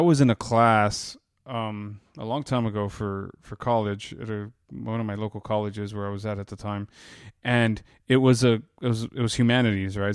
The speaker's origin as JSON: {"language": "English", "region": "Texas", "country": "United States", "said": "I'm from Texas"}